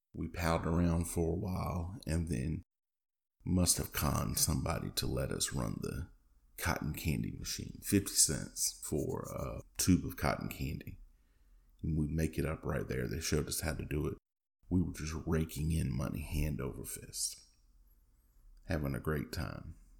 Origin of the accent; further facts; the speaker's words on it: Macon, North Carolina, United States; my hometown, Macon, North Carolina, a real small town in North Carolina on the border with Virginia, north of Raleigh